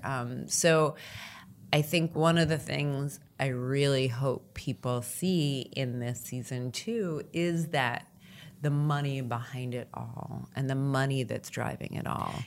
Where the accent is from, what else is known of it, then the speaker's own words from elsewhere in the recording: United States; as an American